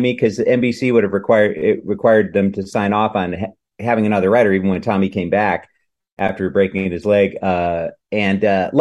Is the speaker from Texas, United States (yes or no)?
no; Madison, Wisconsin, United States; moved away as an adult; also born or lived in Chicago; a couple of years in Madison, which is my hometown